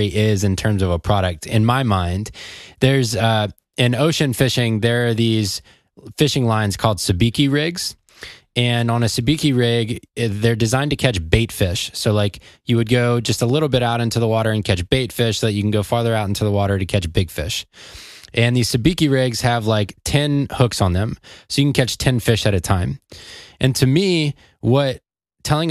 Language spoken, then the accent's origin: English; Atlanta, Georgia, United States; I'm from Atlanta